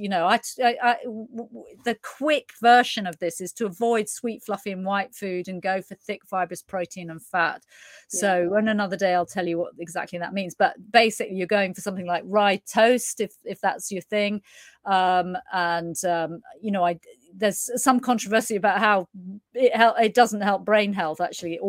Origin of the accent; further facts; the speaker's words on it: United Kingdom; being British